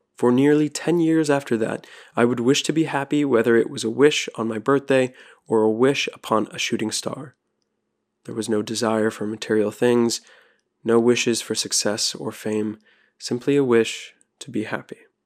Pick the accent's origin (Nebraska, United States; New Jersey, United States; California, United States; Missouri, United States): New Jersey, United States; moved away as an adult; also born or lived in Florida; my New Jersey license plates